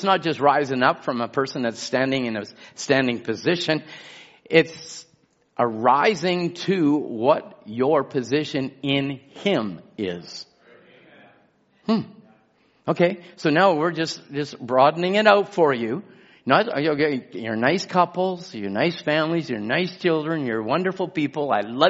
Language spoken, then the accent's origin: English; England, United Kingdom; now in Chilliwack, Canada; You can't identify with anything that is, I was brought up in England or came from England or the British.